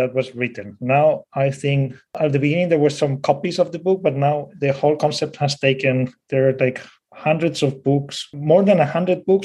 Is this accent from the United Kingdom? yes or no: no; Spain; with that accent. I'm from Spain